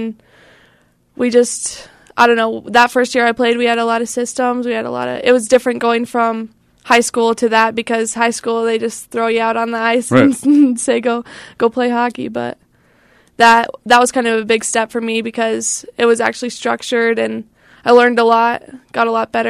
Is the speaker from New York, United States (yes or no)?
no; Layton, Utah, United States; So I grew up in Layton, Utah.